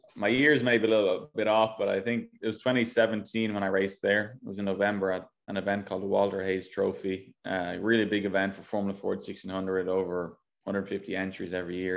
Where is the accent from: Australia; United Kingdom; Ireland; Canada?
Ireland; moved away as an adult; now in United States; I go back home now, and people think I'm not Irish anymore